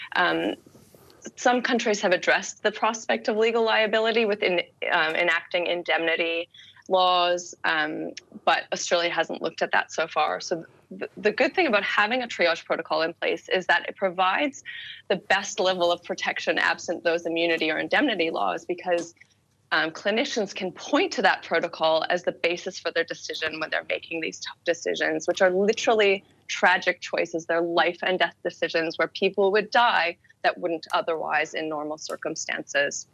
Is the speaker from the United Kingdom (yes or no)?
no; Canada; moved away; being Canadian originally